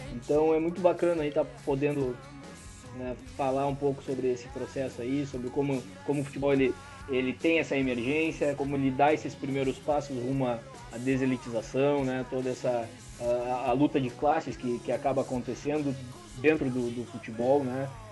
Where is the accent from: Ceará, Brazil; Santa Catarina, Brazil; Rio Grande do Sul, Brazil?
Rio Grande do Sul, Brazil; Rio Grande; lá do meu bairro, lá da Ilha dos Marinheiros